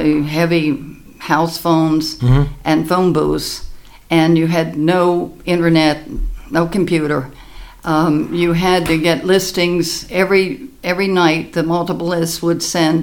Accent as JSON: {"language": "English", "town": "Baltimore", "region": "Maryland", "country": "United States", "tie": "born or raised there", "said": "I grew up in Balmer"}